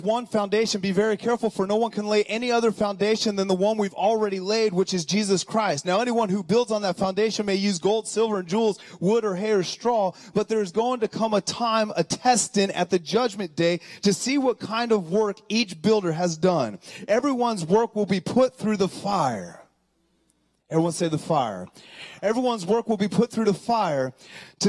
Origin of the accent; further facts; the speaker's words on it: Colorado, United States; moved away; I'm from Colorado.